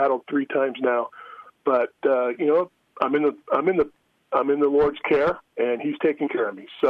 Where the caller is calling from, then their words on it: Las Vegas, Nevada, United States; Hey, I'm down in Vegas right now.